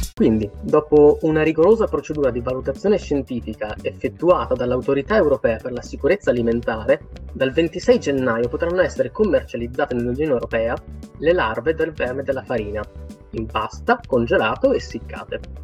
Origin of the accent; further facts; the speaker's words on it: Italy; noi in Italia ci cibiamo e anche molto spesso